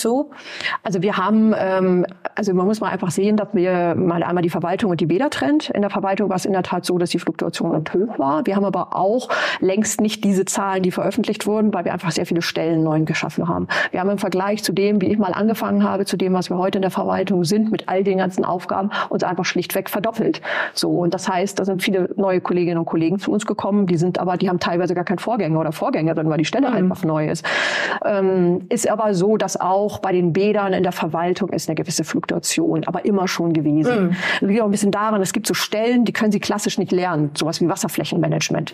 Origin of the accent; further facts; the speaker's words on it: East Frisia, Lower Saxony, Germany; moved away as an adult; now in Bremen, Germany; Ich komme aus Ostfriesland